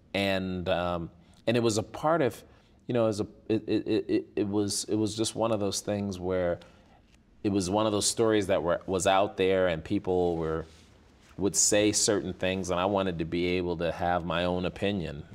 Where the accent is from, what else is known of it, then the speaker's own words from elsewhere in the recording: Chicago, Illinois, United States; moved away as an adult; growing up on the South Side of Chicago